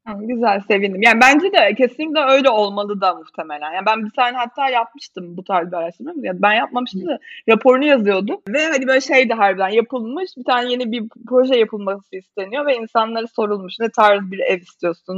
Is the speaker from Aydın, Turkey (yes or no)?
no; Bursa, Turkey; moved away as an adult; now in Istanbul, Turkey; Bursalıyım normalde İstanbul'a okumak için gelmiştim.